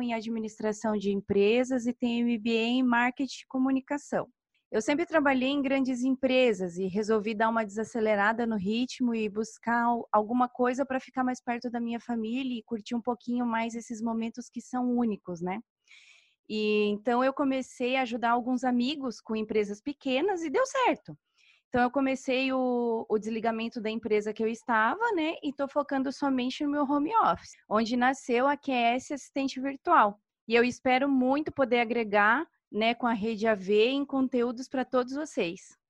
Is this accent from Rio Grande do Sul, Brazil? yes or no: no; Itajaí, Santa Catarina, Brazil; sou de Itajaí, Santa Catarina